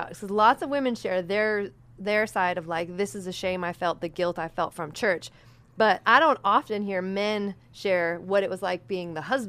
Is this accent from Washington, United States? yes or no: yes; Seattle, Washington, United States; Like I grew up in Seattle.